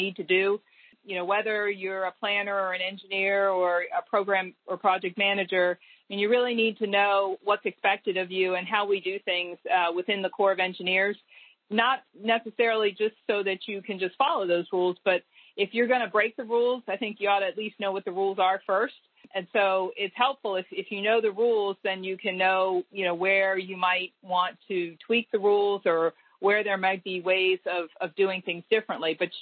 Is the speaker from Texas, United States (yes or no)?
no; Baltimore, Maryland, United States; also born or lived in Annapolis, Maryland; So I grew up in Baltimore, Maryland. I was born in Baltimore, and then in my teenage years, we moved to Annapolis, Maryland